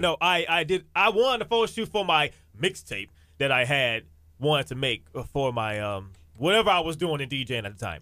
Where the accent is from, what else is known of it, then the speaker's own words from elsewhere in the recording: Galveston, Texas, United States; Born and raised in Galveston